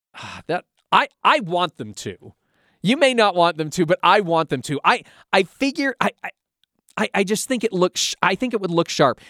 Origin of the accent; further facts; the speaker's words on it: Pacific Northwest, United States; I grew up in the Pacific Northwest